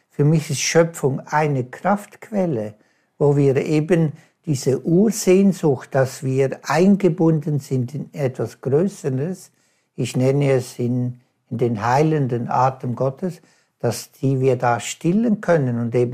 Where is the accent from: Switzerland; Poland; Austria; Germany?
Switzerland; oder ich als Schweizer in den Bergen, kann ich das halt da wunderbare erfahren.